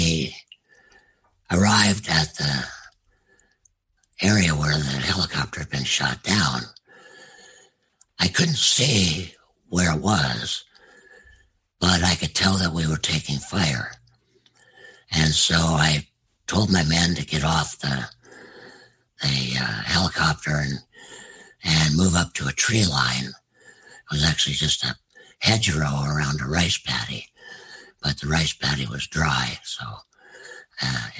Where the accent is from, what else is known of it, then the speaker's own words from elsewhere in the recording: United States; as an American